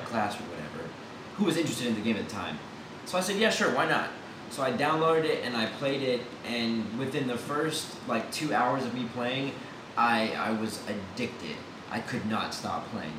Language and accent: English; Houston, Texas, United States; moved away as an adult; now in Austin, United States; Originally, I'm from Houston, Texas